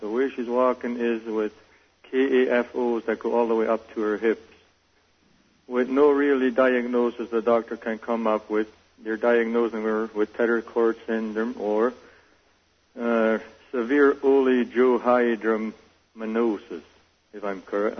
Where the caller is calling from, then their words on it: Alberta, Canada; I'm calling from Alberta, Canada